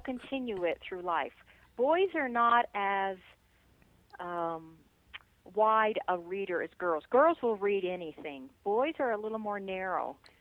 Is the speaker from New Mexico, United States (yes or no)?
yes; New Mexico, United States; now in Colorado Springs, United States; I grew up in New Mexico, and uh, loved growing up there, and I love living in Colorado.